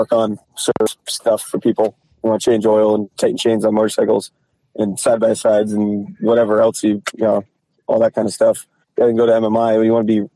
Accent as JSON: {"language": "English", "region": "Northern Vermont", "country": "United States", "tie": "born or raised there", "also_born_or_lived": "West Virginia", "moved": "as an adult", "said": "I grew up in Northern Vermont"}